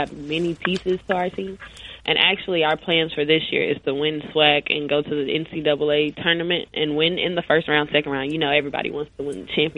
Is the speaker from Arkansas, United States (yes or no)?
yes; Jacksonville, Arkansas, United States; also born or lived in Little Rock, Arkansas; I grew up in Jacksonville, Arkansas, but I went to high school my last 2 years in Little Rock